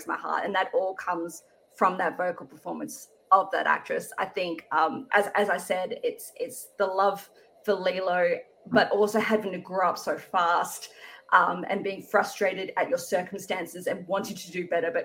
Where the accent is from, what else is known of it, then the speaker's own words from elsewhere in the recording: Australia; Growing up, obviously, as an Australian